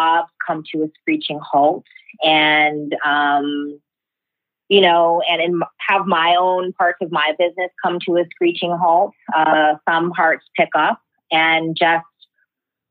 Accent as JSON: {"language": "English", "town": "Chicago", "region": "Illinois", "country": "United States", "tie": "born or raised there", "moved": "yes", "lives_now": "Las Vegas, United States", "said": "I was born in Chicago in 1977."}